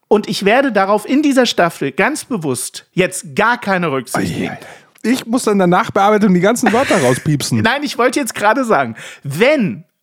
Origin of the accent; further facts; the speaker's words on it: Saxony, Germany; born there; denn ich bin ja wenigstens in Sachsen geboren, zwar nicht aufgewachsen, aber geboren